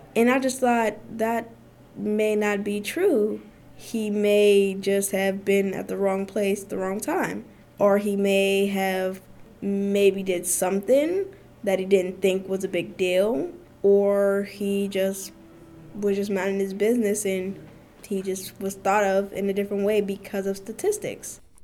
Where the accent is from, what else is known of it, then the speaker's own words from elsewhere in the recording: Pittsburgh, Pennsylvania, United States; also born or lived in Oakland, Pittsburgh; I am originally from the Hill District, but I live in Oakland